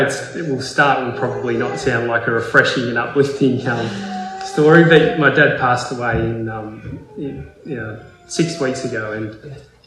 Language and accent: English; Port Macquarie, New South Wales, Australia; now in Melbourne, Australia; growing up in Port Macquarie